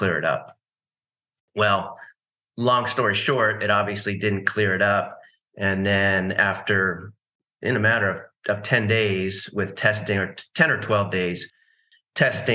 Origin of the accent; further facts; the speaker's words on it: East Coast, United States; also born or lived in California; now in Nashville, United States; I grew up on the East Coast